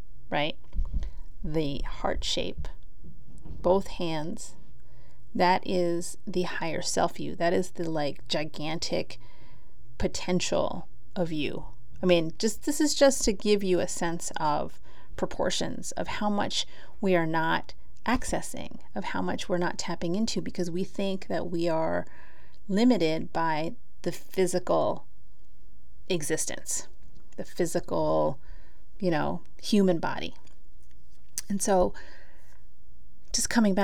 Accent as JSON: {"language": "English", "country": "Philippines", "said": "I'm Filipina"}